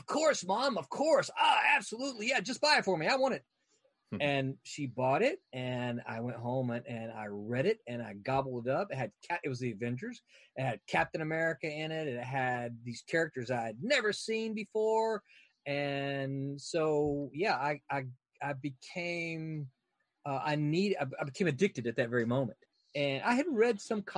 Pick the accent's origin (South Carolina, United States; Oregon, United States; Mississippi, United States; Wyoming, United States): Mississippi, United States; I grew up in Mississippi